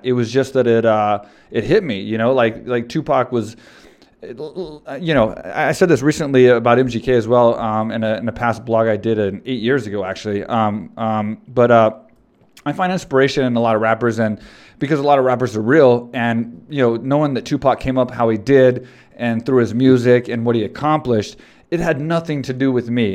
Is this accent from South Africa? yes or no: no; Texas, United States; I grew up in Texas and I'm, I'm in Texas